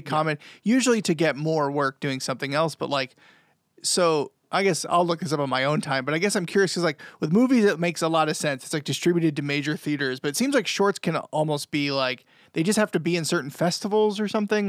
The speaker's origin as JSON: {"language": "English", "region": "New Hampshire", "country": "United States", "said": "We're all from New Hampshire"}